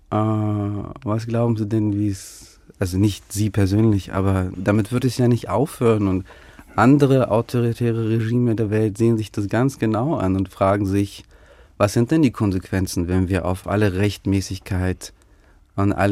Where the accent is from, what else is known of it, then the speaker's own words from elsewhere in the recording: Ukraine; born there; dass dieses Land, dass mein Geburtsland eingenommen werden könnte und aufhören könnte, so zu existieren